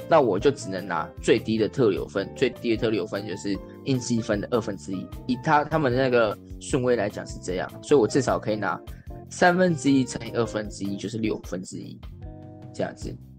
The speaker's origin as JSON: {"language": "Chinese", "region": "southern Taiwan", "country": "Taiwan", "said": "因为我本身是南部人呐，有高雄的事务所，所以很常去南部"}